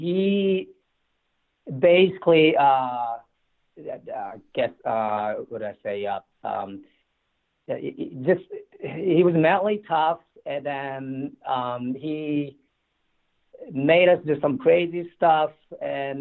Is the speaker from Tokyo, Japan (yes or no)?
yes; Tokyo, Japan; moved away as an adult; also born or lived in State College, Pennsylvania; I grew up in Tokyo